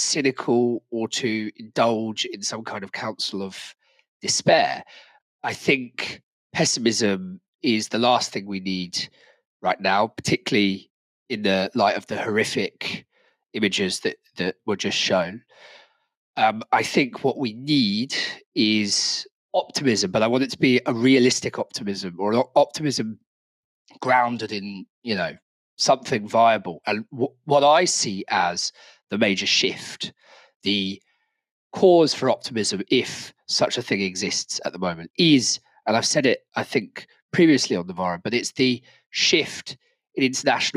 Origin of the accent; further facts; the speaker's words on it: Brighton, South East England, United Kingdom; in my hometown, Brighton